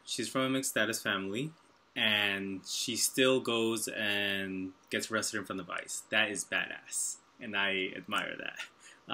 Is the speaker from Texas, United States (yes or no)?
no; New York, United States; I'm from New York